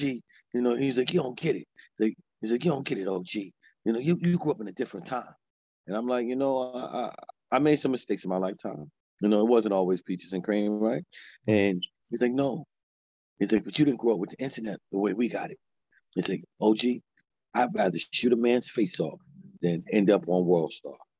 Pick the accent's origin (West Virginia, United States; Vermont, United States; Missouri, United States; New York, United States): New York, United States; New York City; moved away as an adult; now in Allentown, United States; I'm born and raised in Harlem, but the work that I'm doing, I'm doing in Allentown, Pennsylvania